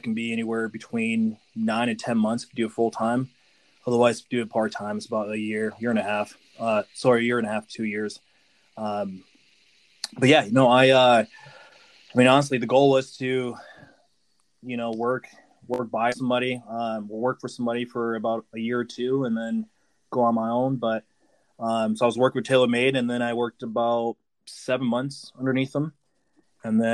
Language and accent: English; Fargo, North Dakota, United States; also born or lived in Haiti; I was born in Haiti. I came here when I was 3 years old, and we came straight to Fargo, North Dakota.